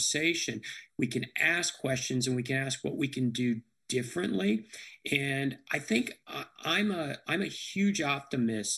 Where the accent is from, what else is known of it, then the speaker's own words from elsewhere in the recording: United States; now in Nashville, United States; even though I grew up in Washington, I love the Steelers as a kid